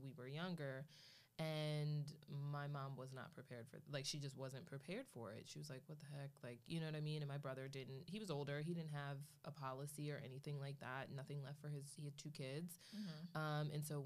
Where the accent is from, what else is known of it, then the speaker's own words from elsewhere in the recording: Philadelphia, Pennsylvania, United States; growing up in Philly